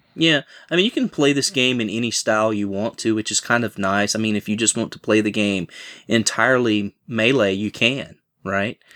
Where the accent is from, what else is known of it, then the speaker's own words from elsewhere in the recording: Southern, Southern United States, United States; accent: heavy Southern; My heavy Southern accent